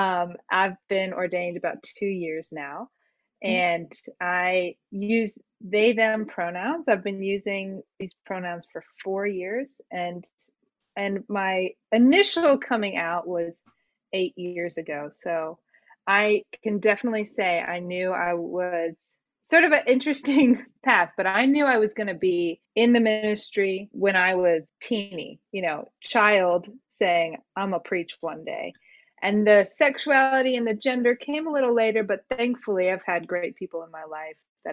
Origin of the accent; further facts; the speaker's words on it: outside of Atlanta, Georgia, United States; I grew up in outside of Atlanta, grew up in circles that were a bit more conservative